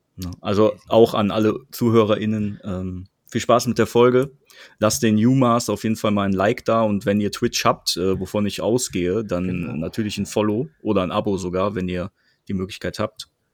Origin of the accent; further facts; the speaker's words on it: Krefeld, North Rhine-Westphalia, Germany; Das sagt man uns Krefeldern ja nach, dass wir so freundlich und bescheiden sind.